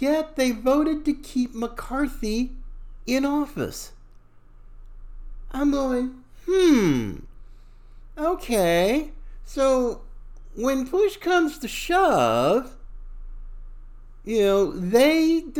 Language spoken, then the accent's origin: English; Charlotte, North Carolina, United States; I too, a Southerner, fifth generation, from Charlotte, North Carolina. I was born in that area